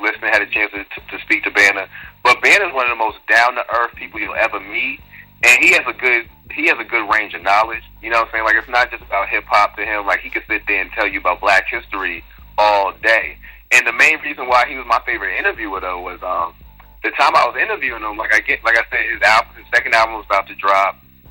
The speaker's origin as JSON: {"language": "English", "town": "Boston", "region": "Massachusetts", "country": "United States", "tie": "born or raised there", "said": "I'm born and raised in Boston"}